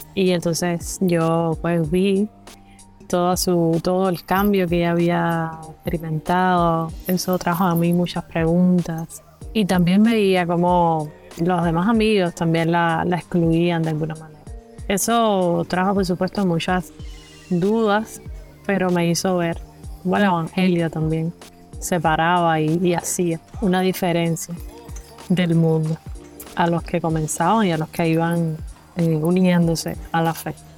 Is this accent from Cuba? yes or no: yes; Pinar del Río, Cuba; tengo 30 años, soy cubana.